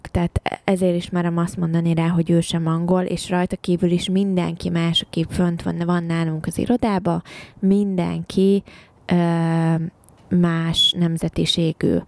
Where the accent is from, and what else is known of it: Hungary; moved away as an adult; also born or lived in England; now in United Kingdom